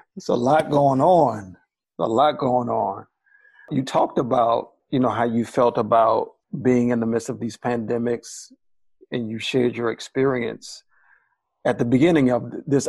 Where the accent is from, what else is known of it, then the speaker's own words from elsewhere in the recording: Baltimore, Maryland, United States; I'm from Baltimore, Maryland